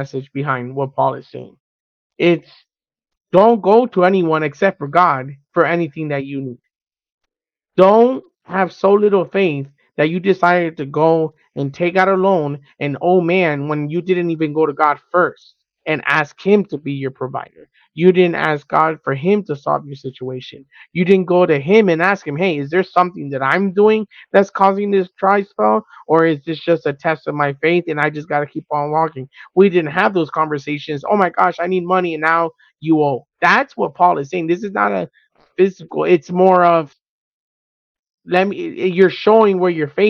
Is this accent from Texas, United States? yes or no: no; Miami, Florida, United States; We're from Miami